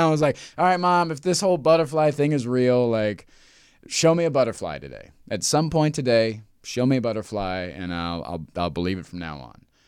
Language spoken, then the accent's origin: English; Midwest, United States; I grew up in the Midwest in the nineties as a dude.